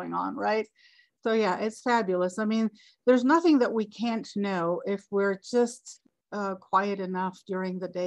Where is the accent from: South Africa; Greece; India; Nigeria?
Greece; now in Colorado, United States; I am originally born and raised in Greece in the warm Mediterranean. So now though I reside in the US in Colorado and I've been here for over 3 decades.